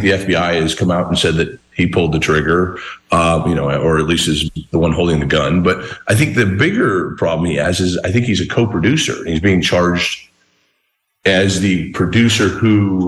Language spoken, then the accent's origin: English; Southern Arizona, United States; I went to Old Tucson as a kid. I grew up in Southern Arizona.